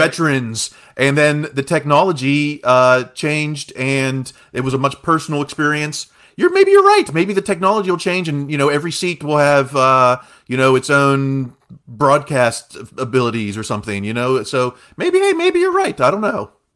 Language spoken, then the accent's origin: English; Uniontown, Pennsylvania, United States; born and raised in Fayette County, Uniontown, Pennsylvania